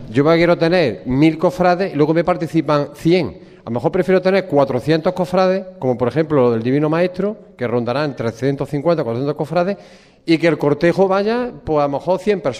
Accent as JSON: {"language": "Spanish", "town": "Jaén", "region": "Andalusia", "country": "Spain"}